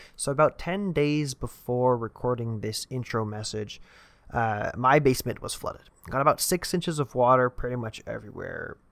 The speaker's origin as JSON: {"language": "English", "country": "Canada", "said": "I'm also Canadian"}